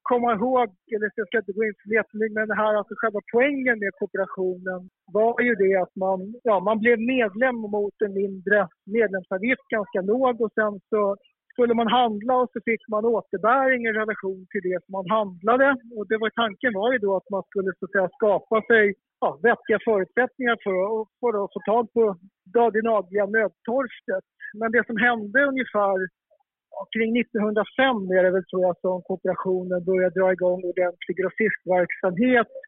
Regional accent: Stockholm County, Sweden; Jag som är uppvuxen i ja, söder om Stockholm

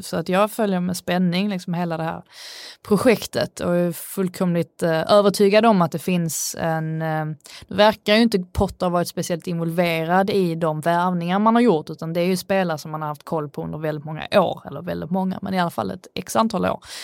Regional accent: Sweden; jag är svensk

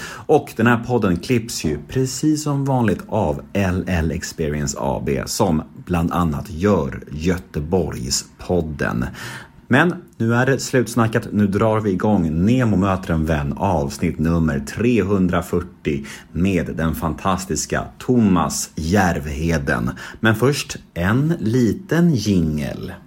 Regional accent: Värmdö, Stockholm County, Sweden; moved away as an adult; also born or lived in Södermalm, Stockholm; jag är född här på Södermalm men flyttade till Värmdö när jag var sju år. Och sen från Värmdö igen när jag var 18. Så hela min skoltid var där.

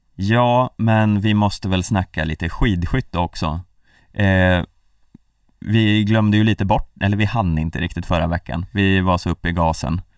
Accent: Hälsingland, Gävleborg County, Sweden; Vi är välkomnande vi hälsingar

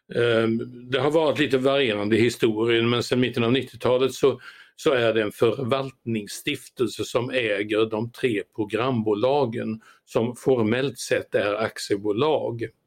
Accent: Sweden; min födelseort Ameby

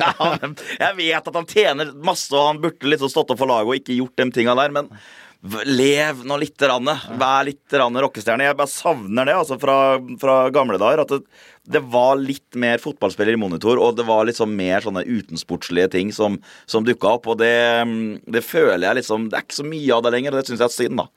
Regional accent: Fredrikstad, Østfold, Norway; født og oppvokst i Fredrikstad

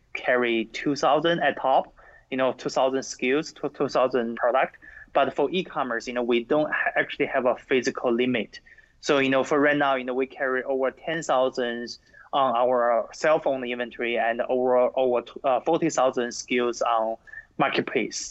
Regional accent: China; now in United States; When I grew up in China

